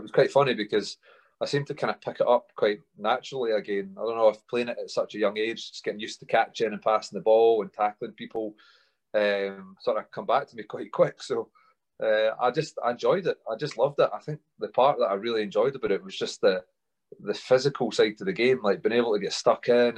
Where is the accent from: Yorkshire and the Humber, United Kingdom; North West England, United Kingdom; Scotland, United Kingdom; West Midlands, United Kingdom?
Scotland, United Kingdom; Alva; also born or lived in Linlithgow; I grew up in Stirling. Just outside there, a little village called Alva. I was born in Linlithgow and moved through to Alva with my mum, dad and brother at that point